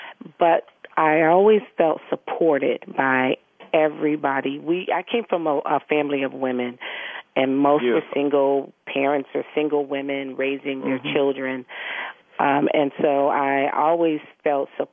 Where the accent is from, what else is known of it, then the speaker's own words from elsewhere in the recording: Chicago, Illinois, United States; moved away; also born or lived in Stamford, Connecticut; I was born in Chicago